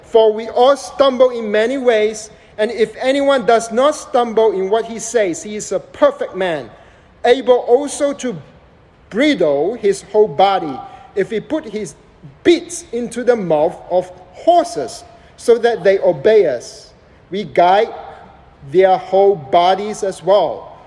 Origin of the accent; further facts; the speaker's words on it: Malaysia; also born or lived in United States; now in Dallas, United States; I was born and raised in Southeast Asia